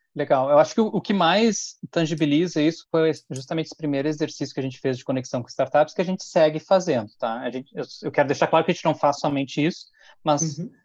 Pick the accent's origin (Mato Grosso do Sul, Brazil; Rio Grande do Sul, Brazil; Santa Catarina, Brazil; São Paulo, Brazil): Rio Grande do Sul, Brazil; Porto Alegre; moved away as an adult; now in Caxias do Sul, Brazil; Vivi em Porto Alegre, nasci em Porto Alegre e hoje moro em, em Caxias do Sul.